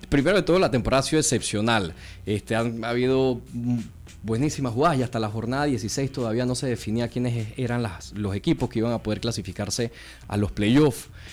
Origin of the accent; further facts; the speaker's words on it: Panama; soy de aquí de Panamá, nací de Panamá. Tengo de parte de papá, abuelos italianos, pero 100% panameño